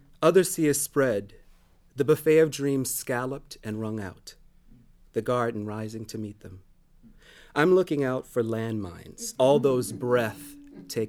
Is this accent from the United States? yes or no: yes; New Orleans, Louisiana, United States; I'm from New Orleans